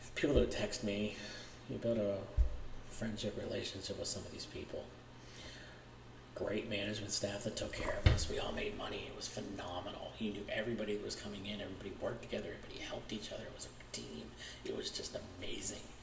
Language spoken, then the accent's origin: English; Pittsburgh, Pennsylvania, United States; I'm from Pittsburgh, Pennsylvania, born and raised